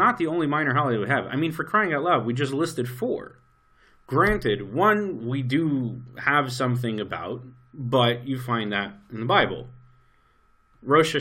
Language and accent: English; New York, United States; moved away as an adult; now in Israel; I grew up in New York.